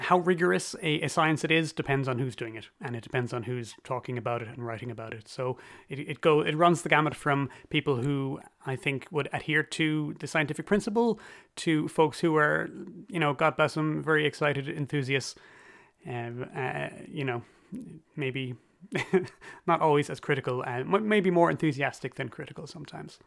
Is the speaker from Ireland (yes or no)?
yes; Cork, Munster, Ireland; my hometown is Cork City